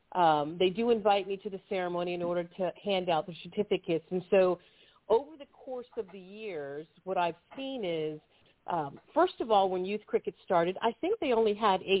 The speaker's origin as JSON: {"language": "English", "country": "United States", "said": "I am an American"}